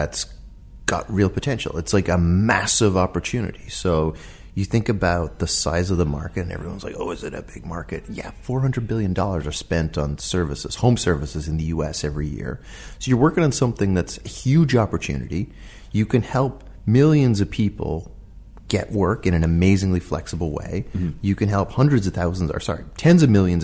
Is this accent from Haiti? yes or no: no; Dublin, Leinster, Ireland; moved away as an adult; also born or lived in Boston; I'm from Dublin, from Ireland